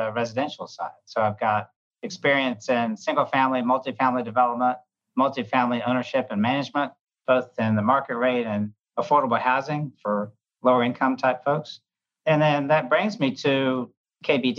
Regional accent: Atlanta, Georgia, United States; also born or lived in Birmingham, Alabama; I'm originally from Atlanta, Georgia

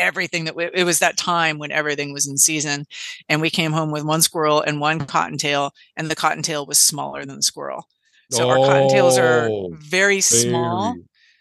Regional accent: California, United States; as a Californian

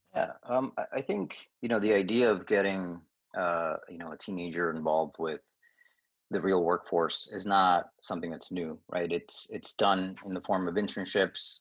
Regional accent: New York, United States; also born or lived in Dominican Republic; I was born in Dominican Republic, came to New York, uh, the Queens area when I was about four years old

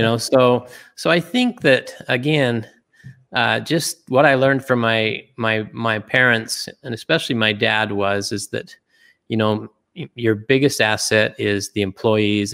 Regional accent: Springville, Utah, United States; also born or lived in Germany; I grew up in Utah

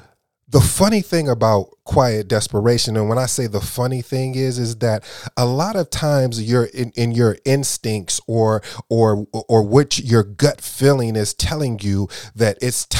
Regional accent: Flint, Michigan, United States; also born or lived in Kalamazoo; I grew up in Michigan, Flint and Kalamazoo to be exact.

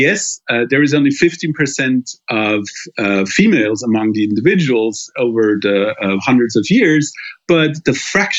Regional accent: Germany; my home country in Germany

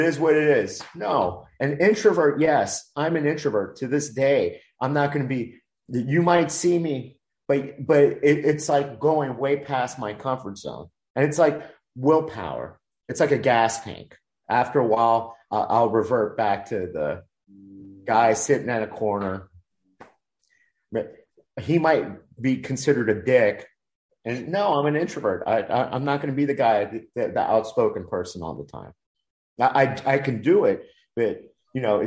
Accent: Miami, Florida, United States; I was such an introvert in elementary school, Dade County Public School System, Miami, put me in ESOL

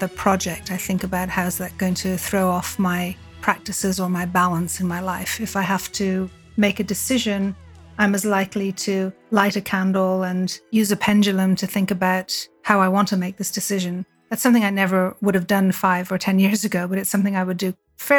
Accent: Ireland; the Jewish community is very, very small. We grew up in Ireland where they used to say it's 95% Catholic, 5% Protestant, and the rest are Jewish.

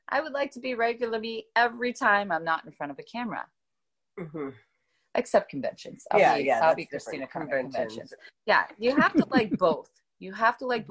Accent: Youngstown, Ohio, United States; I grew up poor in Youngstown, Ohio.

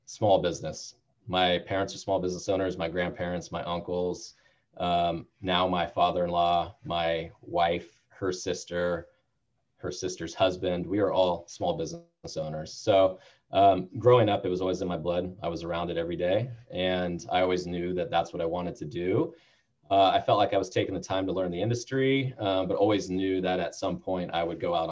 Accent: Bay Area, California, United States; also born or lived in San Diego; I'm born and raised in the Bay Area

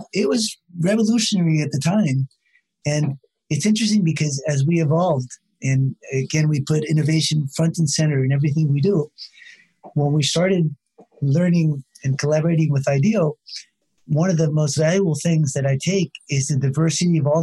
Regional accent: California, United States; moved away; I grew up in California

